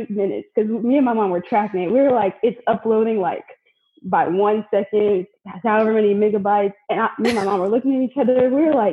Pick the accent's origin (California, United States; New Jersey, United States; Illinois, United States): California, United States; Palmdale; I'm from Palmdale, California.